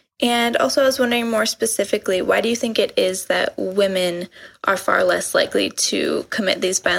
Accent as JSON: {"language": "English", "town": "Eau Claire", "region": "Wisconsin", "country": "United States", "said": "I'm from Eau Claire, Wisconsin, but I go to school in Washington, D.C."}